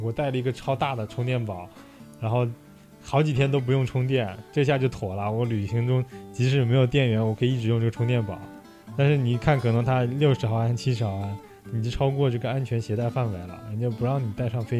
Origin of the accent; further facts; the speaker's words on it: China; 但是因为我们中国人口基数多嘛，是吧？